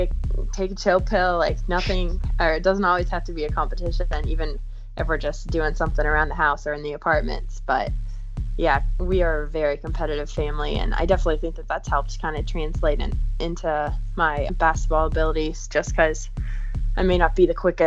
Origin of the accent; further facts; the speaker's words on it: Charlotte, North Carolina, United States; I'm from Charlotte, North Carolina. I've lived there for about 15 years, so I definitely call that place my home.